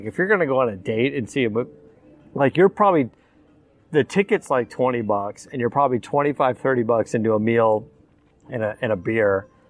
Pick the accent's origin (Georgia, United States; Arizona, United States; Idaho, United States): Arizona, United States; moved away; I'm from Arizona